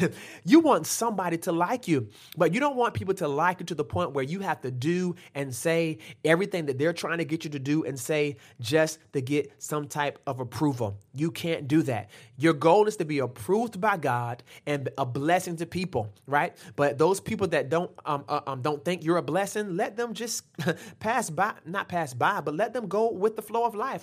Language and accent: English; Norfolk, Virginia, United States; I grew up in Norfolk